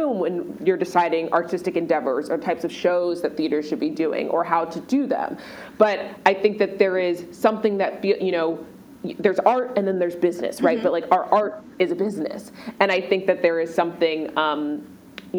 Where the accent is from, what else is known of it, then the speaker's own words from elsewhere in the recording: Maryland, United States; moved away as an adult; also born or lived in Washington, D.C.; now in New York, United States; I grew up in Maryland